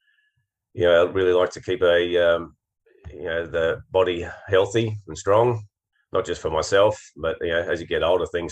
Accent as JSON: {"language": "English", "region": "Queensland", "country": "Australia", "said": "I'm a Queenslander."}